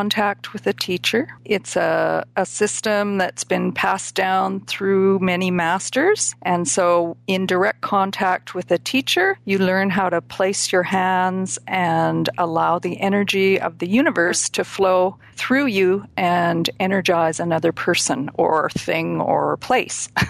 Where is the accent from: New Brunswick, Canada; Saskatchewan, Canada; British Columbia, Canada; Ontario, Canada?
British Columbia, Canada; Vancouver; also born or lived in South Africa; now in Pender Island, Canada; I grew up in the Vancouver, BC area